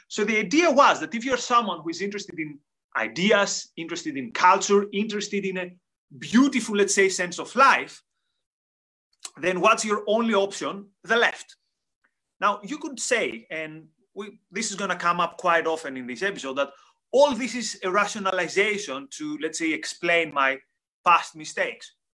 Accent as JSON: {"language": "English", "country": "Greece", "said": "I come from Greece"}